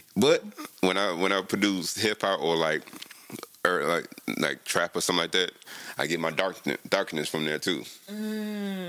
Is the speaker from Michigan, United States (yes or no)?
no; Chicago, Illinois, United States; I am from South Chicago suburb